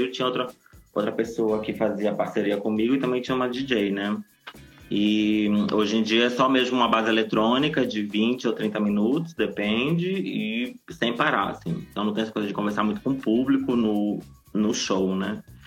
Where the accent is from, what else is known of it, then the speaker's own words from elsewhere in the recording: Nova Iguaçu, Rio de Janeiro, Brazil; moved away; also born or lived in São Paulo; Eu, eu, eu nasci e vivi é, boa parte, uma, uma boa parte da minha infância em Nova Iguaçu, na Baixada Fluminense